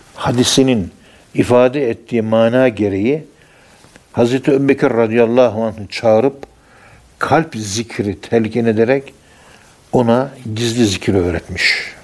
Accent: Ankara, Turkey; Biz Ankara'nın yerlisiyiz

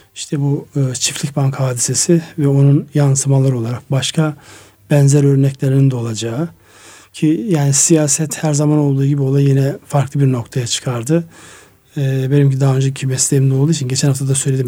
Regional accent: Turkey; moved away; benim memleketim olan Kars Ardahan'ın

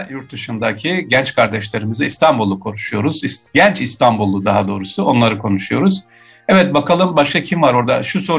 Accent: Germany; Evet. Burada doğup büyüdük. Burada okula gittik. Mesleğimizi yaptık. Burada devam ediyoruz.

